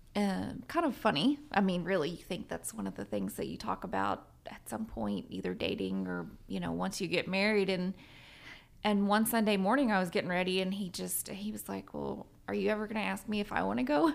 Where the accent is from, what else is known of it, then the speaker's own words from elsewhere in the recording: Southern Virginia, United States; now in Guthrie, United States; I grew up in Southern Virginia.